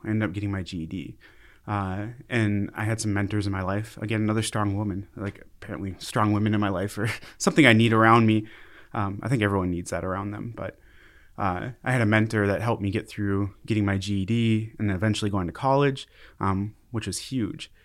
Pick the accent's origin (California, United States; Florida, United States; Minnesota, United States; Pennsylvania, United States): Minnesota, United States; Brooklyn Park; moved away as an adult; now in Fargo, United States; I grew up in Brooklyn Park, Brooklyn Center area, uh, and that's a suburb of Minneapolis.